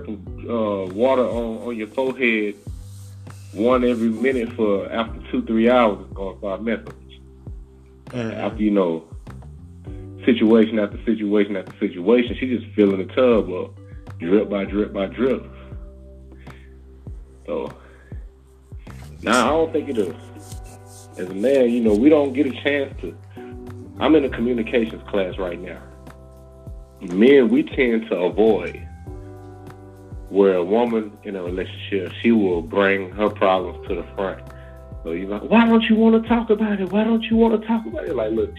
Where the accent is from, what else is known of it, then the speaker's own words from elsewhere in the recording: Arkansas, United States; now in North Carolina, United States; I've been in the south all my life. I'm from Arkansas. Now I live in North Carolina.